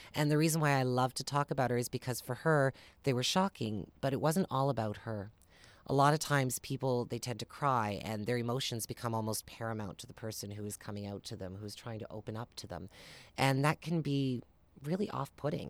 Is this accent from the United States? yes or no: no; Amherst, Nova Scotia, Canada; I grew up in Amherst, Nova Scotia, not too far away